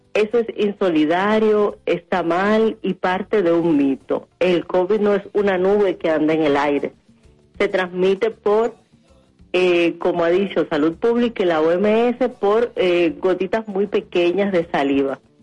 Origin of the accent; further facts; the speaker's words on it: Dominican Republic; nosotros las dominicanas y los dominicanos